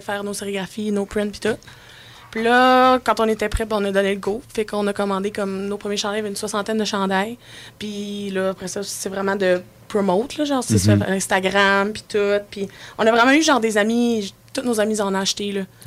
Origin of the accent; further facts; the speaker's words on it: Charlevoix, Quebec, Canada; On vient de Charlevoix, puis Charlevoix, c'est nature 100%